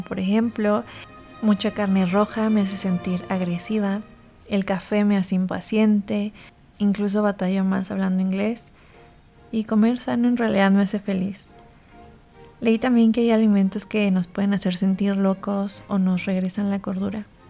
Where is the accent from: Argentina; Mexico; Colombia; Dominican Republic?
Mexico; Chihuahua; now in Mexico City, Mexico; Como crecí en Chihuahua, comí comida sencilla